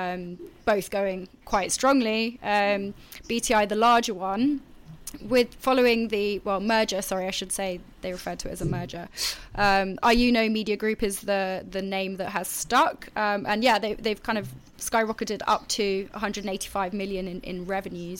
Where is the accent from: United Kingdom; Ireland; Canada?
United Kingdom; accent: British; my British accent